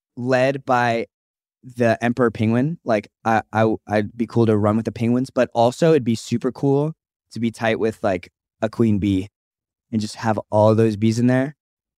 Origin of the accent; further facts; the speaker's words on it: Anchorage, Alaska, United States; I'm actually from Anchorage, Alaska, where they breed moose.